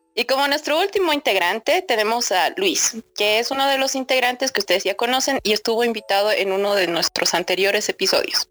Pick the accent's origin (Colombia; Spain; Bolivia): Bolivia; soy de Bolivia, tengo 23 años